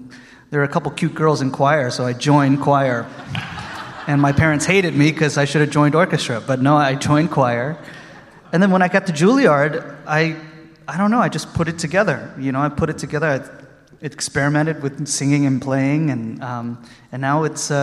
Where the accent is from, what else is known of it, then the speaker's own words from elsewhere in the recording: Austin, Texas, United States; I'm from Austin, Texas